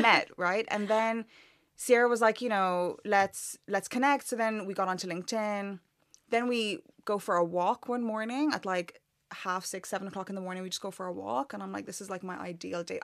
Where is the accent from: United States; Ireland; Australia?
Ireland; accent: Irish; moved away as an adult; now in London, United Kingdom; I grew up in Ireland my whole life